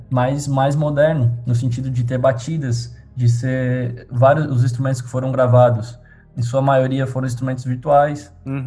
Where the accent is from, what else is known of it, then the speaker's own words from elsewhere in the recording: Tubarão, Santa Catarina, Brazil; Sou de Tubarão